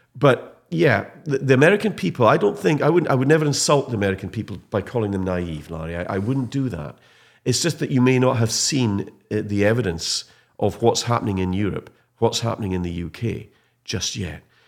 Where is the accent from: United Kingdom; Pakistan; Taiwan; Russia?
United Kingdom; Scottish Highlands, Scotland; a proud Highlander and a Scot